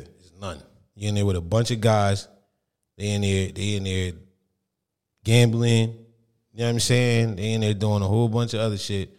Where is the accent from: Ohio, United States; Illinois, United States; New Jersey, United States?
New Jersey, United States; Monmouth County; I'm from Monmouth County